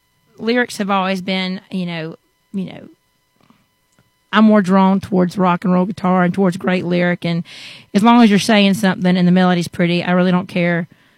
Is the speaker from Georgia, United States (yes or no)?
yes; Savannah, Georgia, United States; moved away as an adult; now in Nashville, United States; I'm from the Savannah, Georgia area, the coastal part of Georgia, low country, and been in Nashville, Tennessee the last 8 years. March will be 9.